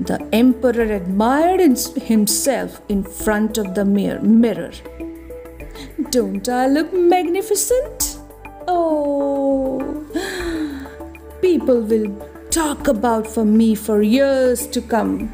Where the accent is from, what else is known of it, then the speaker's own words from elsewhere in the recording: India; from India. I am a kindergarten teacher by profession